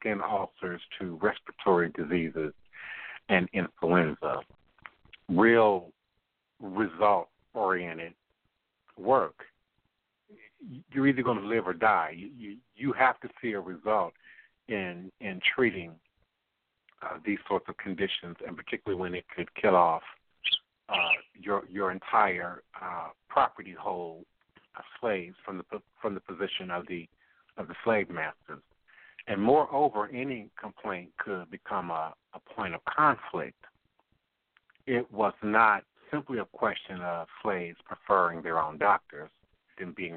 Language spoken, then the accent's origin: English; United States; growing up in the Maryland, D.C., Virginia area